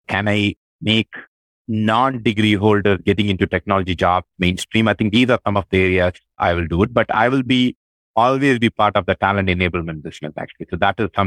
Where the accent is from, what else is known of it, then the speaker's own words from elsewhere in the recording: India; moved away as an adult; now in United States; I'm very proud of the fact of my origin, my Indian origin